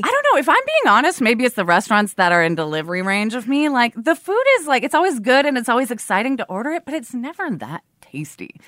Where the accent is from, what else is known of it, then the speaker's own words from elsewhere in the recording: Portland, Oregon, United States; now in Brooklyn, United States; I grew up in Portland, Oregon